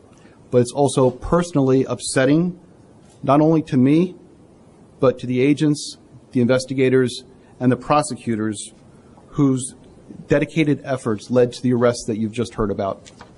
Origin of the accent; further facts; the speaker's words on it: Long Island, New York, United States; moved away as an adult; also born or lived in Brooklyn, New York / Boston / Washington, D.C.; now in Buffalo, United States; I'm a native New Yorker. I was born in Brooklyn and raised on Long Island. After heading off to Boston for college, I returned to New York